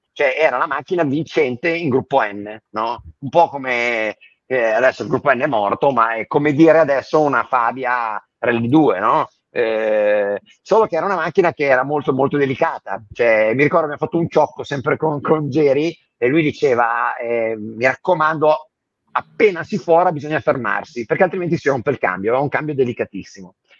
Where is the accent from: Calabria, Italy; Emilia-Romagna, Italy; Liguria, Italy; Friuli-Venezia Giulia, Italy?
Liguria, Italy; Ventimiglia; also born or lived in hinterland of Imperia; io sono di Ventimiglia, comunque Sanremo, cioè noi abbiamo passato l'infanzia